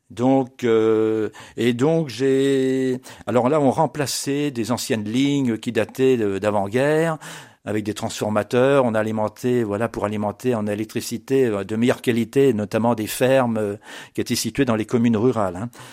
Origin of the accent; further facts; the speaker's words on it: Blois, Centre-Val de Loire, France; je suis né à Blois en 1953